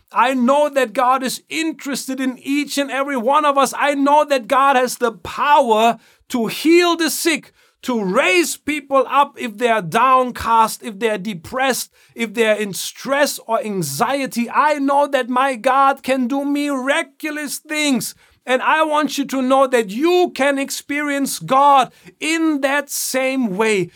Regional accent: Germany; moved away; Growing up in Germany

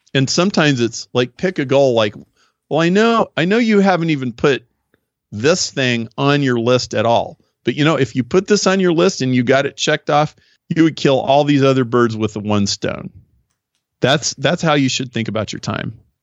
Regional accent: Nebraska, United States; now in Chicago, United States; I grew up in Nebraska, I live in Chicago, so I'm a very Midwestern guy

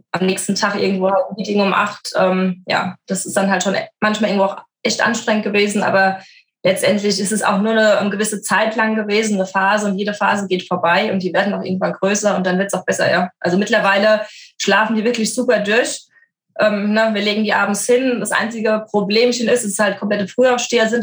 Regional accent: Frankfurt, Hesse, Germany; ich bin so ein typisches Frankfurter Mädchen, bin ja geboren in Frankfurt, bin auch aufgewachsen

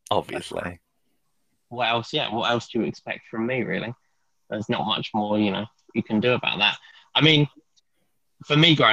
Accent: Watford, East of England, United Kingdom; Watford, a very small, um, quite um, interesting town near London.

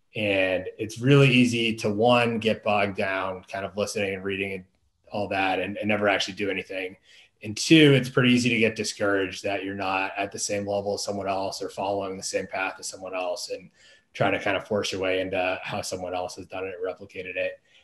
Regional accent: Boston, Massachusetts, United States; moved away as an adult; also born or lived in Washington, D.C. area / Maryland; I'm from the Boston area originally.

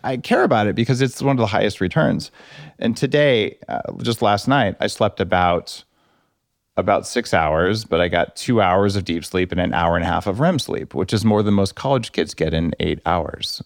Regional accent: New Mexico, United States; I grew up in New Mexico

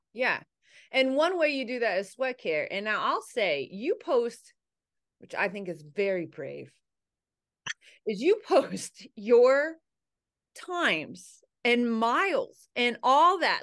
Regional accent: Ohio, United States; I grew up in Ohio. I went to Ohio State

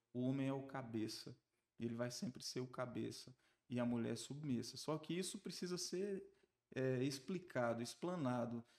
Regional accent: Barreiras, Bahia, Brazil; also born or lived in Riachão das Neves, Bahia; Nasci em Riachão, mas vim para Barreiras com 9 anos de idade. E aqui estou, ao longo do tempo, desenvolvendo uma trajetória profissional, formei minha família aqui, me estruturei, até me considero barreirense

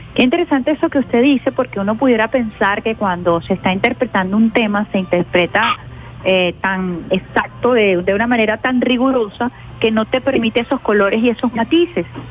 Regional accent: Venezuela; como venezolana

